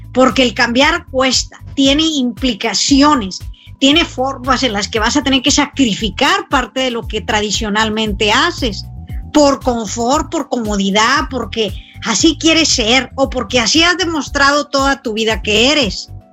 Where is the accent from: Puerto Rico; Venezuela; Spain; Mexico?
Mexico; conozco México y lo pongo en mi país